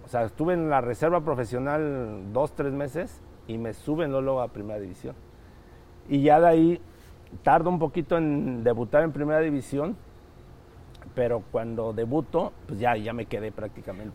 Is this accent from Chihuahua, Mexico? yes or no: no; Texcoco, State of Mexico, Mexico; yo soy del Estado de México, de, Texcoco, cerca de, la capital